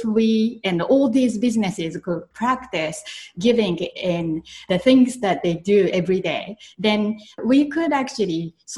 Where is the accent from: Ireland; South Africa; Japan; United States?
Japan; moved away as an adult; when I was growing up in Japan, I used to help in my grandparents' family business